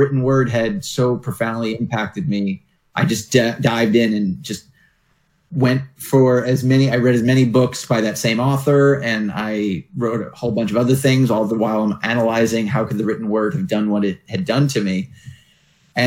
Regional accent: New York, United States; moved away as an adult; now in Santa Monica, United States; I grew up in New York, and just north of the city, actually.

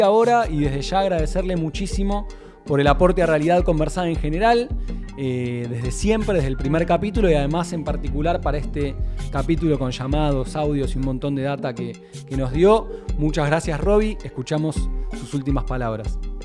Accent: Argentina; nuestro país

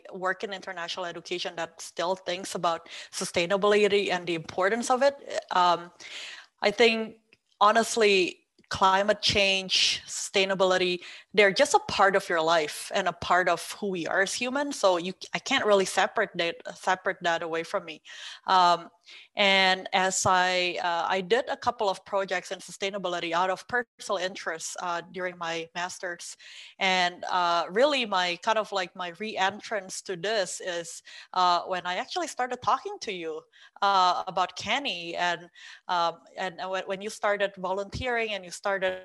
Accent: Indonesia; moved away as an adult; also born or lived in China / United Kingdom; I'm originally from Indonesia. I was born and raised in there.

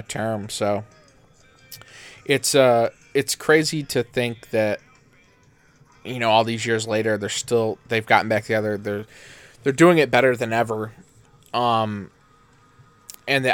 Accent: Canastota, New York, United States; living, growing up in Canastota, 25, 35 minutes away from Syracuse

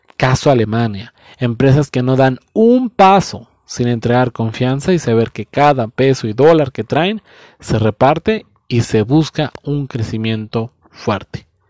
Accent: Mexico

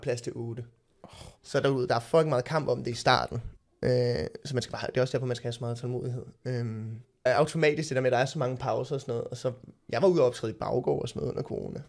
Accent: Copenhagen, Capital Region of Denmark, Denmark; jeg voksede op på Østerbro, gået på Sortedamskolen

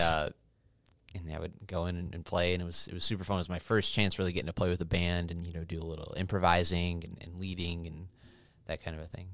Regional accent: Oswego, Illinois, United States; also born or lived in Cicero, Illinois / Wyoming; I was born in Cicero. and then moved to Oswego when I was five years old.

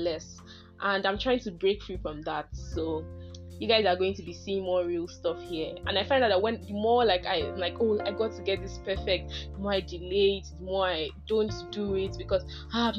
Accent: Nigeria; as a Nigerian

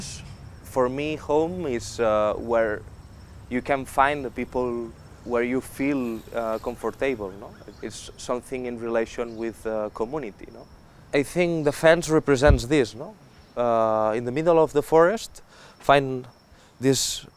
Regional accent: Spain; English is a second language; I'm from Spain

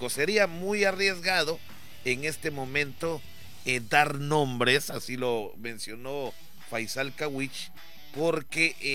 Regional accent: Palizada, Campeche, Mexico; A mí me gustaría ver a mi pueblo, a Palizada.

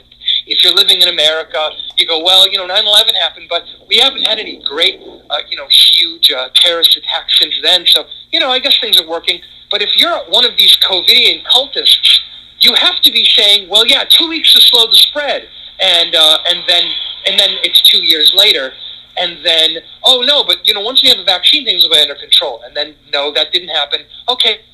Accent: Connecticut, United States; moved away; in my home state of Connecticut

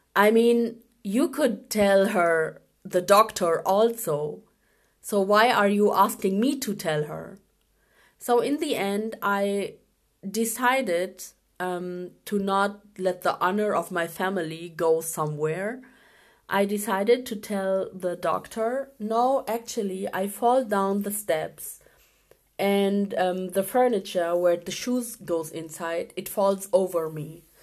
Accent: Germany; also born or lived in Pakistan; I was born in Pakistan um, in 1985, but after one year, I came with my parents to Germany and I grew up here.

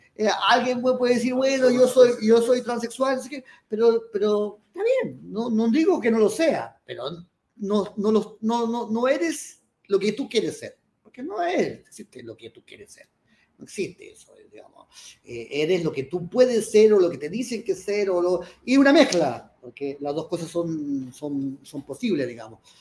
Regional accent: Chile; ya soy chileno, eh, nací en Chile, no tengo ni una posibilidad de no serlo

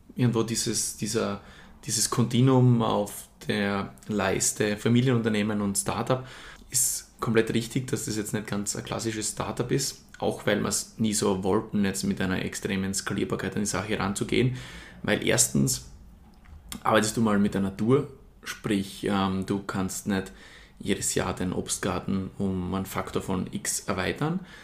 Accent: Murtal, Styria, Austria; ich komme aus der Steiermark, genau genommen aus dem Murtal

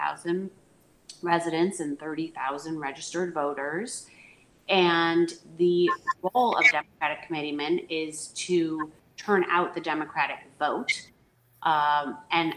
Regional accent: Chicago, Illinois, United States; also born or lived in Connecticut / Washington, D.C.; So I born in Chicago. I grew up in Lakeview

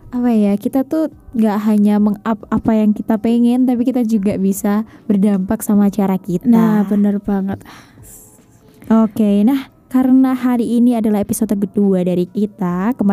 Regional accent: Tulungagung, East Java, Indonesia; aku asli Tulungagung jadi aku lahir juga di Tulungagung besar di Tulungagung tapi orang tua aku sih yang nggak dari Tulungagung

